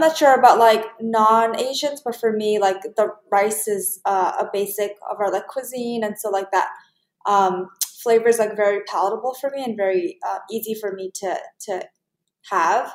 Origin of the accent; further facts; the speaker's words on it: New York City, New York, United States; being born and raised in Flushing